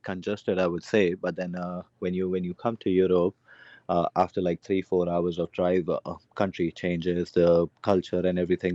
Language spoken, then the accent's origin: English; Canada